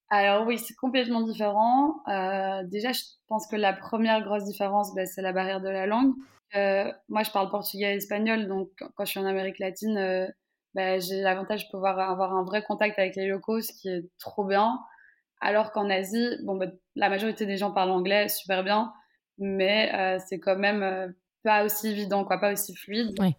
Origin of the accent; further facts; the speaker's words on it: Brussels, Brussels-Capital Region, Belgium; je suis née en Belgique, j'ai grandi presque toute ma vie en Belgique